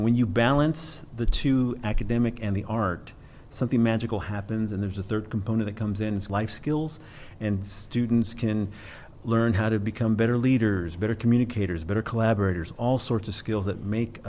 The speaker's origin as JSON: {"language": "English", "town": "Keller", "region": "Texas", "country": "United States", "said": "I'm from Keller, Texas, which is in the Dallas-Fort Worth area."}